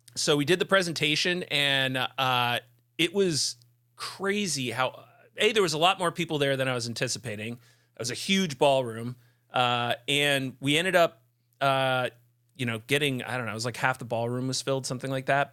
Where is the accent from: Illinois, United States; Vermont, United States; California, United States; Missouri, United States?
Vermont, United States; the Vermont Preparedness Conference, which, that's my hometown conference.